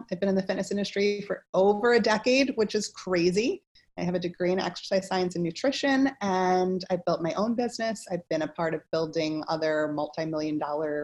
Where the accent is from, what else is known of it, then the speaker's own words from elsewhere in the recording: Philadelphia, Pennsylvania, United States; also born or lived in Washington, D.C. / Germany; I hail from Philadelphia, Pennsylvania